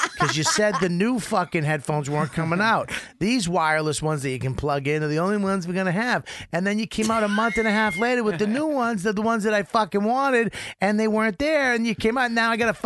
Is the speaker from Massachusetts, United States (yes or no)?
yes; Medford, Massachusetts, United States; I grew up in Medford.